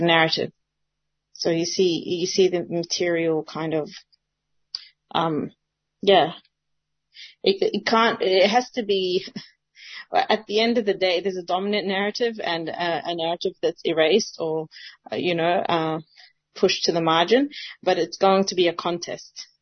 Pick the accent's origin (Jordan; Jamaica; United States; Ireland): Jordan; now in Australia; I was born in Jordan. And now I'm here.